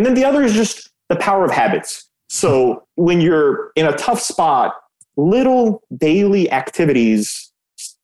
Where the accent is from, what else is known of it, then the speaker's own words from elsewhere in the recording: Belgrade, Serbia; now in United States; I was born in Yugoslavia, in Belgrade, which is now Serbia